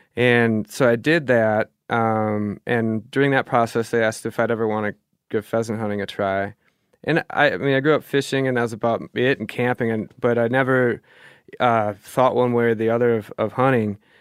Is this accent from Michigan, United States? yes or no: no; Minnesota, United States; also born or lived in Germany / Duluth, Minnesota; I grew up fishing in Minnesota on lakes